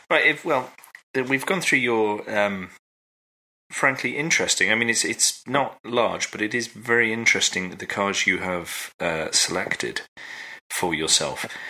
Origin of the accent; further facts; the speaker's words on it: United Kingdom; we're British